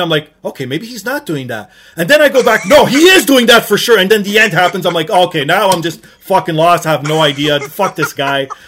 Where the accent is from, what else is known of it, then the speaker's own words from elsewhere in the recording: Toronto, Ontario, Canada; born and raised in Toronto, Portuguese background